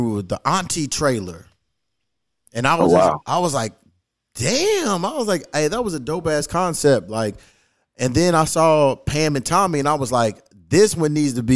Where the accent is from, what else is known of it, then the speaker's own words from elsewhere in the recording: Louisville, Kentucky, United States; now in Los Angeles, United States; I'm from Louisville, Kentucky, but I live in LA.